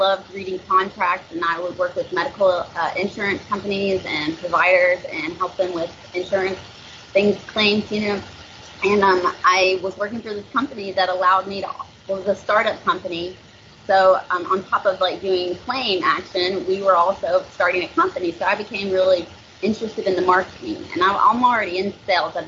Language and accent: English; Nashville, Tennessee, United States; accent: twang; moved away as an adult; now in Naples, United States; I was born and raised in Nashville